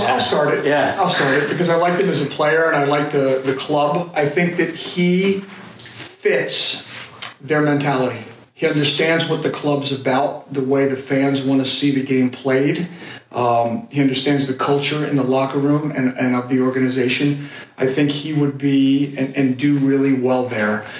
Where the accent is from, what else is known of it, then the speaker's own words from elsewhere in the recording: United States; When you grow up as an American